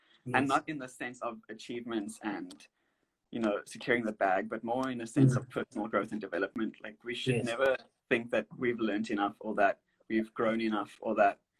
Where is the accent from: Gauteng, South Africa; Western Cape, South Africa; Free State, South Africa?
Western Cape, South Africa; Cape Town; Grew up, born and bred in Cape Town